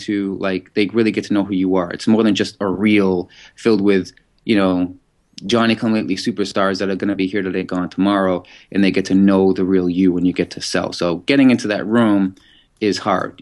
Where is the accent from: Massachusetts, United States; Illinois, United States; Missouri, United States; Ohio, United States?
Massachusetts, United States; Boston; Growing up in Massachusetts, that's in Boston